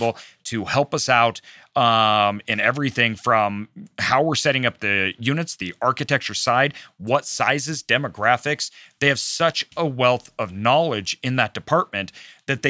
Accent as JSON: {"language": "English", "region": "Idaho", "country": "United States", "said": "I'm from Idaho"}